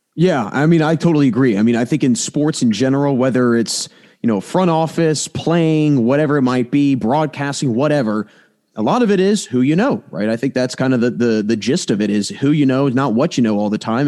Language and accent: English; Maryland, United States; now in Pennsylvania, United States; I'm from Maryland, but I live in Pennsylvania